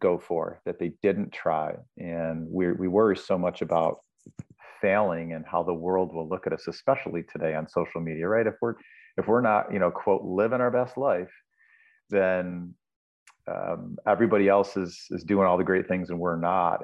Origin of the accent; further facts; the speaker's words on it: Buffalo, New York, United States; moved away; I was back in Buffalo, New York, my hometown